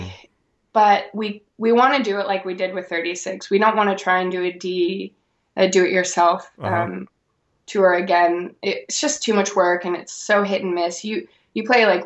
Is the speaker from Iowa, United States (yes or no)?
no; Alaska, United States; my hometown